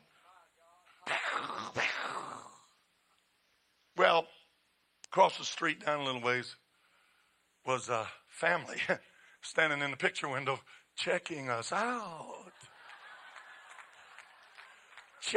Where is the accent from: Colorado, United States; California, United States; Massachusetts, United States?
Colorado, United States; moved away; I was born and raised in Colorado